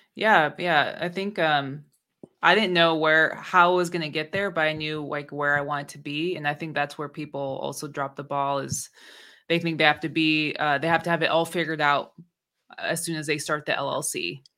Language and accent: English; Bay Area, California, United States; also born or lived in Oakland; growing up in the Bay Area